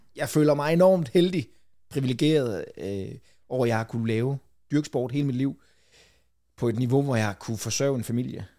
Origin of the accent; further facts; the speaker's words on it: Falster, Zealand, Denmark; jeg er f-, født og opvokset på Falster